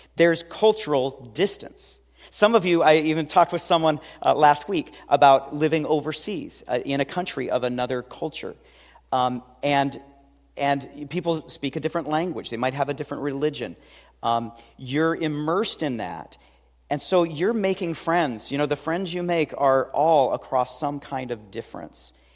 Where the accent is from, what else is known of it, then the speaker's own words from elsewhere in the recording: Seattle, Washington, United States; I grew up in West Seattle